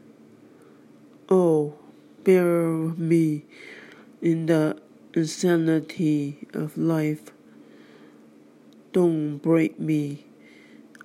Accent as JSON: {"language": "English", "country": "United States", "said": "I and all the other American citizens of the world"}